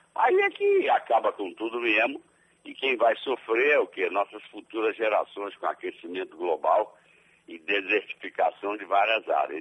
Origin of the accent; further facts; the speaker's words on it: Brazil; eu sou brasileiro